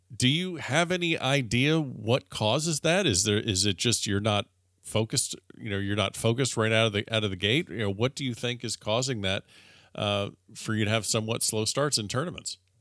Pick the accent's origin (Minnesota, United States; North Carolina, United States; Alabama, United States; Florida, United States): Florida, United States; South; growing up in South Florida